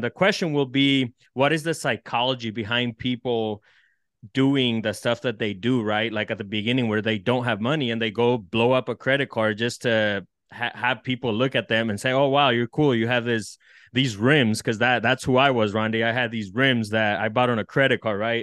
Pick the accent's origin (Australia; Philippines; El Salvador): El Salvador; now in United States; I come from El Salvador and dirt poor